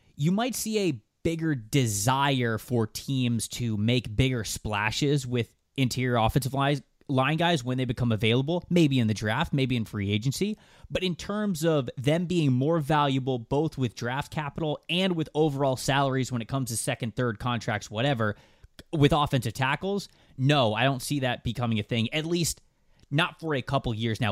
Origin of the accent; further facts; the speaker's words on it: Florida, United States; growing up in Florida